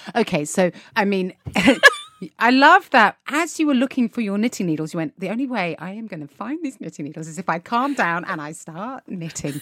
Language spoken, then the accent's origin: English; United Kingdom; One thing that can be said about the British is we are a constantly optimistic